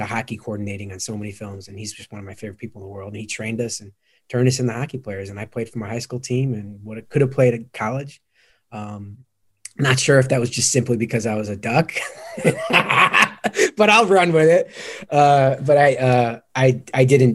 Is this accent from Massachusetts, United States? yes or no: no; outside of Chicago, Illinois, United States; I grew up outside of Chicago.